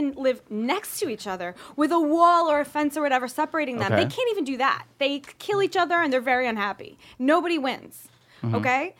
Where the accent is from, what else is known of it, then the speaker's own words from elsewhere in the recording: suburbs of Philadelphia, Pennsylvania, United States; also born or lived in Tel Aviv, Israel; I was born in Tel Aviv, but I grew up in the suburbs of Philly